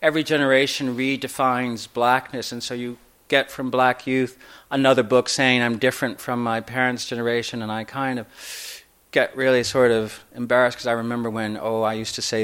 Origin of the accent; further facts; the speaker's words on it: Indianapolis, Indiana, United States; I grew up in Indianapolis, Indiana.